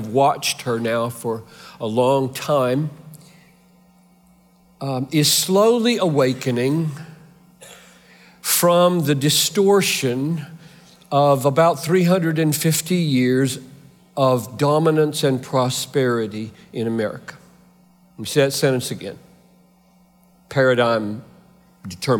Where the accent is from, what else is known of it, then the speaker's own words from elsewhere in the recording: Greenville, South Carolina, United States; moved away; I grew up 3 hours from here in Greenville, South Carolina. I'm a Southerner by birth